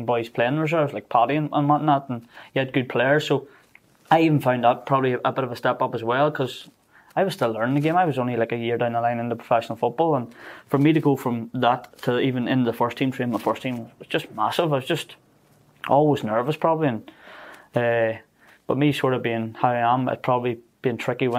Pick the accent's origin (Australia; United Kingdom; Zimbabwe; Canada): United Kingdom; Northern Ireland; moved away as an adult; also born or lived in Scotland / South Korea; growing up in Northern Ireland, with sort of maybe the divide between the two